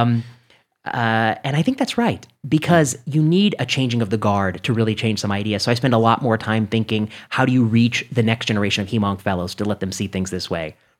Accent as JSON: {"language": "English", "region": "Indiana", "country": "United States", "tie": "born or raised there", "moved": "yes", "said": "I grew up in the Midwest. I grew up in, you know, Indiana"}